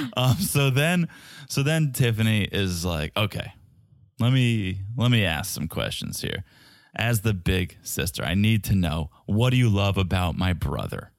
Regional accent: New England, United States; I grew up in New England.

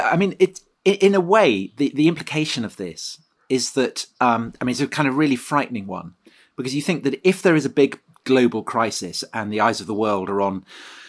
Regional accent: Salisbury, South West England, United Kingdom; I grew up outside Salisbury, and Salisbury Plain, obviously, big kind of army centre. And we were close to the town of Wilton, which I think was some NATO headquarters.

